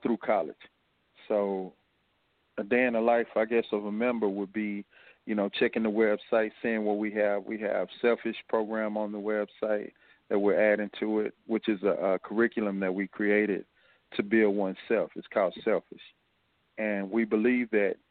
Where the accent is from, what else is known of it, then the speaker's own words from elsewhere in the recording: Fort Worth, Texas, United States; now in Houston, United States; I come from Fort Worth and Como, which is the same as you would have here in Houston